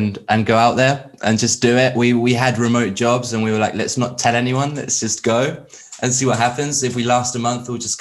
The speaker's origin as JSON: {"language": "English", "area": "Tenerife", "region": "Canary Islands", "country": "Spain", "moved": "yes", "lives_now": "United Kingdom", "said": "I'm from Spain, the Canary Islands, Tenerife specifically. But I've lived over here a long time"}